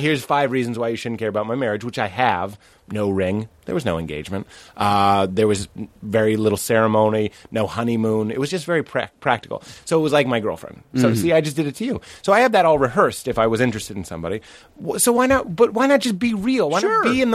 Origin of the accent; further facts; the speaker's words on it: Lexington, Massachusetts, United States; I grew up outside of Boston in Lexington, Massachusetts